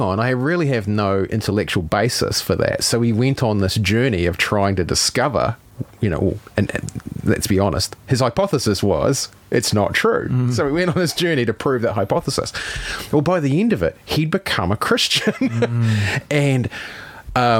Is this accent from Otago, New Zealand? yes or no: no; Howick, Auckland, New Zealand; we grew up in Howick.